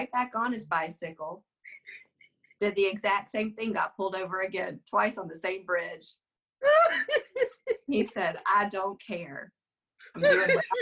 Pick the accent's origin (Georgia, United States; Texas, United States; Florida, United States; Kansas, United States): Georgia, United States; Conyers; I grew up in Conyers, Georgia